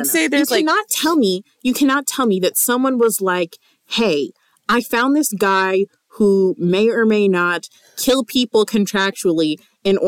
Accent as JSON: {"language": "English", "region": "the South", "country": "United States", "said": "we're from the South"}